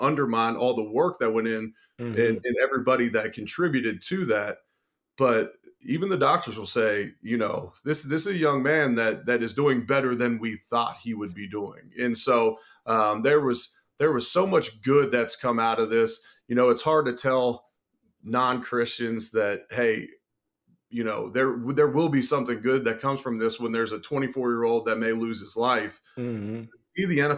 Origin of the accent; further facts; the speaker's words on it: Cincinnati, Ohio, United States; The entire stadium in Cincinnati was shaken. This was I'm originally from Cincinnati.